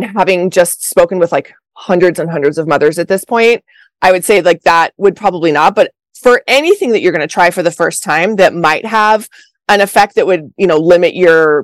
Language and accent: English; Colorado, United States; moved away; also born or lived in Los Angeles; I'm from Colorado